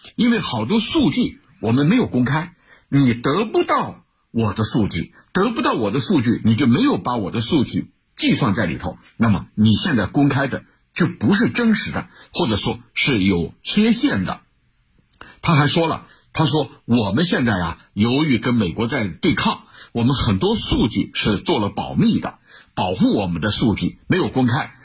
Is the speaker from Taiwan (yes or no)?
no; China